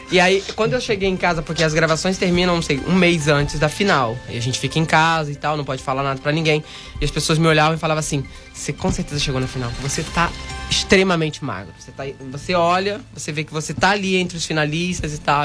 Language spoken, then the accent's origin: Portuguese; Angra dos Reis, Rio de Janeiro, Brazil; moved away as an adult; also born or lived in Portugal / Spain; sou de Angra